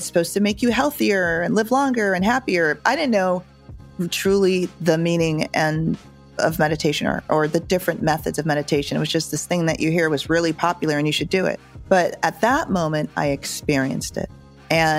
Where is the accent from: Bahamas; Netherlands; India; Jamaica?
Jamaica; being Jamaican, it's part of our culture